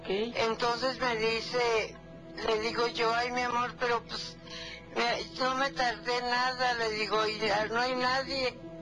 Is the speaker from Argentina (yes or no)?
no; Jalisco, Mexico; Yo soy de Jalisco